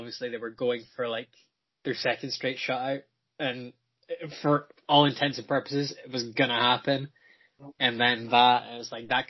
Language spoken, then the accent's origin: English; United Kingdom; because I'm British.